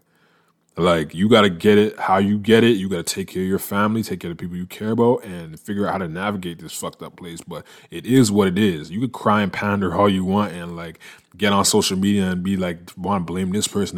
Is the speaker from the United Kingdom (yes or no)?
no; Canada; moved away as an adult; also born or lived in United States; I'm a Canadian, and I been working in the States for the majority of the last decade, working in the United States